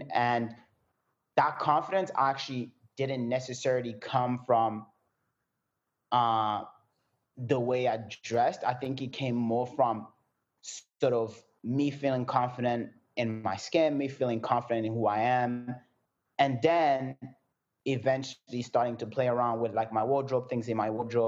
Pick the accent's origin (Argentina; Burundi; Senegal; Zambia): Burundi; moved away; also born or lived in France / South Africa; I was born in France. Then I moved out of France and I went back where I'm originally from, which is Burundi